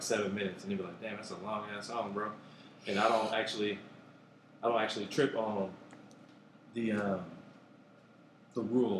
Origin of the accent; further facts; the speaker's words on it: Oakland, California, United States; Born and raised in Oakland. I think I was probably one of the last couple of years that was legit born in Oakland, at Kaiser Oakland, before they shut down the maternity ward. I was born in 82.